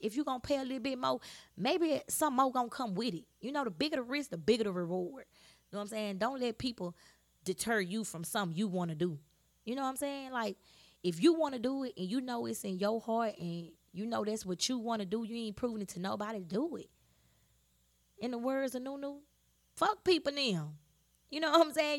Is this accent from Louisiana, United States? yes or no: yes; Shreveport, Louisiana, United States; I am from Shreveport, Louisiana.